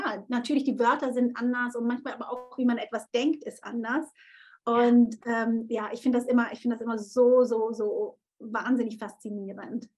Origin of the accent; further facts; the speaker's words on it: Konstanz, Baden-Württemberg, Germany; Konstanz ist ja wirklich da, wo ich aufgewachsen bin